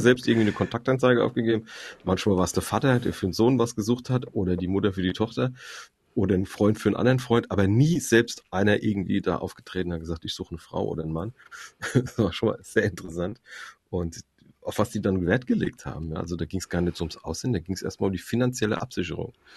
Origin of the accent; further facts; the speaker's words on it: Frankfurt, Hesse, Germany; ich komme erst mal aus Frankfurt, das ist eine multikulturelle Stadt. Ich bin damit aufgewachsen